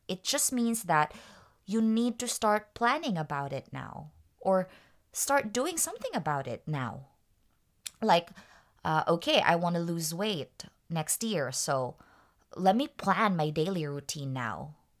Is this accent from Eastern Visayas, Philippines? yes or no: yes; Tacloban, Eastern Visayas, Philippines; moved away; I'm actually from Tacloban